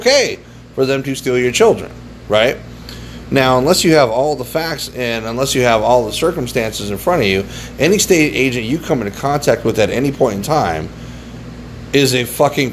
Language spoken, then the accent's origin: English; United States; we have as American citizens